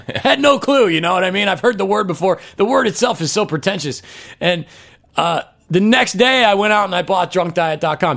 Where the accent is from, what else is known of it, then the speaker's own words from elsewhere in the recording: Omaha, Nebraska, United States; moved away; I'm from Omaha, Nebraska